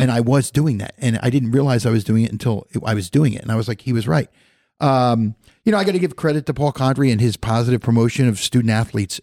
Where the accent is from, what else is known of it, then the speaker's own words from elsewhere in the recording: Philadelphia, Pennsylvania, United States; moved away as an adult; also born or lived in Indiana; now in Goshen, United States; I, I grew up in Philadelphia